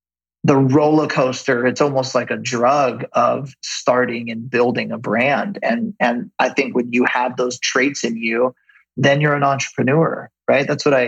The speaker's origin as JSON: {"language": "English", "town": "Ventura", "region": "California", "country": "United States", "tie": "born or raised there", "said": "We have two kids. All our family and friends are here. Like, what do you mean? We grew up in Ventura. Like, why would we leave, right?"}